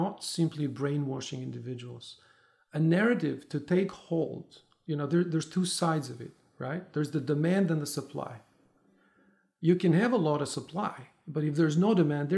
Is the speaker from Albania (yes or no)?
yes; Tirana, Tirana County, Albania; moved away as an adult; I'm originally from Albania, from Tirana. I left when I was in my 20s, early 20s.